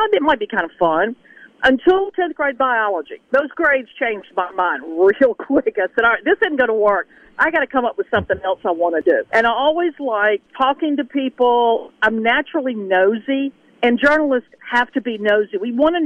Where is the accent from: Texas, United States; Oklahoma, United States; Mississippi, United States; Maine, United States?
Mississippi, United States; Greenville; also born or lived in Kansas City; growing up in Greenville, born and raised in Greenville, Greenville girl